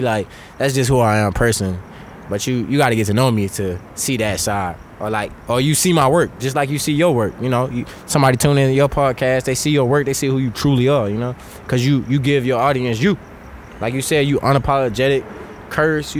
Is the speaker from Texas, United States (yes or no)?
yes; Beaumont, Texas, United States; I'm originally from Beaumont